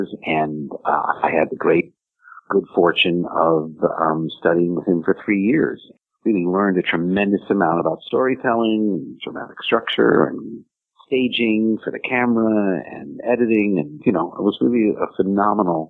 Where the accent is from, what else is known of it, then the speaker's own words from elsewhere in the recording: New York City, New York, United States; I grew up in New York City, came from a theater family